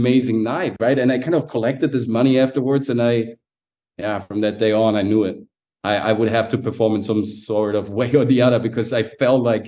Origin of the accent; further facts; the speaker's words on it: Germany; also born or lived in Sicily, Italy; My parents back then, they moved from Sicily. They immigrated to Germany to make a better living